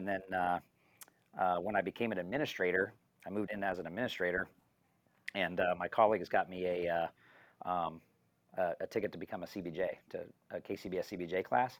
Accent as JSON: {"language": "English", "town": "Topeka", "region": "Kansas", "country": "United States", "tie": "born or raised there", "lives_now": "Gardner, United States", "said": "I grew up in Topeka, Kansas"}